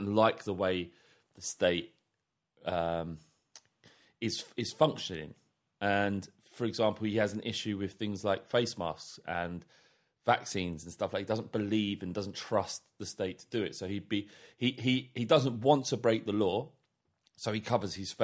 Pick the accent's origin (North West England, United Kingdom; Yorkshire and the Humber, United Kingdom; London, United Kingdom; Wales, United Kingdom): London, United Kingdom; growing up in London, in North London